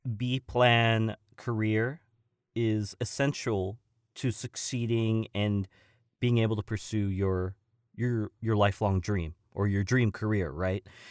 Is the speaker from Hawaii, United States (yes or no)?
no; Simi Valley, California, United States; also born or lived in Woodland Hills, California; I actually was born in, uh, Woodland Hills, California, and I had lived in my hometown of Simi Valley